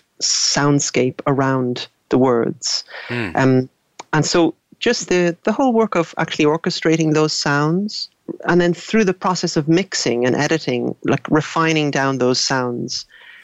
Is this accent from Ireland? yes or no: yes; Dublin, Leinster, Ireland; I grew up in Dublin.